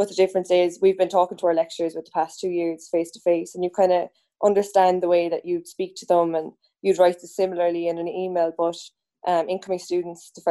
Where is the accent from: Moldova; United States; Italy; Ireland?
Ireland; Cork, Munster; I'm third year social science and I'm from Cork